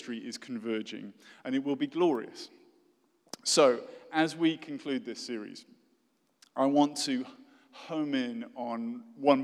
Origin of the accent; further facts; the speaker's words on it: United Kingdom; accent: posh British; British people say, which is me